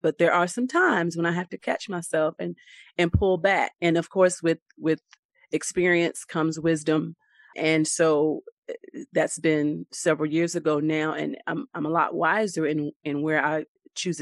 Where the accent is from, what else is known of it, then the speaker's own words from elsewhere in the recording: Raleigh, North Carolina, United States; also born or lived in New Bern, North Carolina / Pollocksville, North Carolina; I am from Raleigh, but I have roots in Eastern North Carolina, New Bern, Pollocksville.